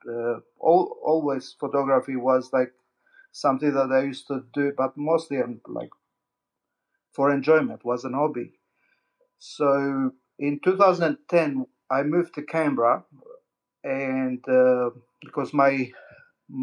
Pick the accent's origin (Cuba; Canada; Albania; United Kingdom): Albania; I was born in Albania, an ex-communist country